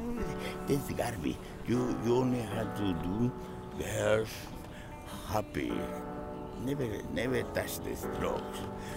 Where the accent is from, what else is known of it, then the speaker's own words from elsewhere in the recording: Peru; English is a second language; now in Vancouver, Canada; And I'm from Peru.